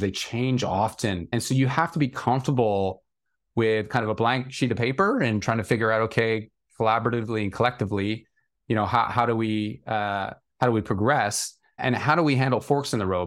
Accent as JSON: {"language": "English", "area": "small town outside of Toronto", "region": "Ontario", "country": "Canada", "tie": "born or raised there", "moved": "as an adult", "lives_now": "London, United Kingdom", "said": "I grew up in a fairly small town outside of Toronto in Canada"}